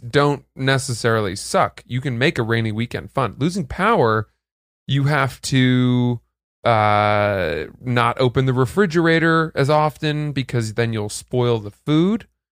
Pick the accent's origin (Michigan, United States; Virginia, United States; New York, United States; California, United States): New York, United States; New York City; You say, "New York,"